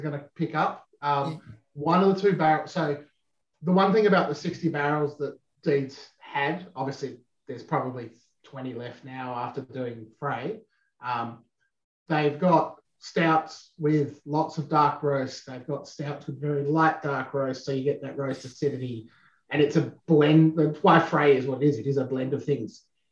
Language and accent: English; Swan Valley, Western Australia, Australia; growing up in Swan Valley making fortified wine and blending fortified wines